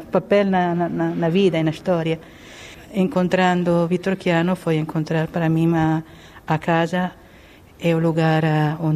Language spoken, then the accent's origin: Portuguese; Milan, Lombardy, Italy; Portuguese is a second language; moved away as an adult; now in Portugal; eu sou, sou de Milão